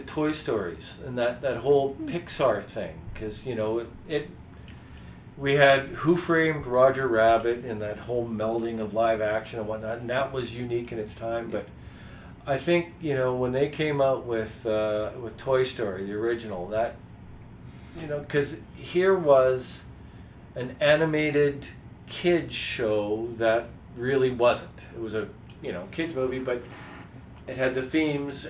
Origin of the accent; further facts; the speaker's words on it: Saskatoon, Saskatchewan, Canada; I was growing up in Saskatoon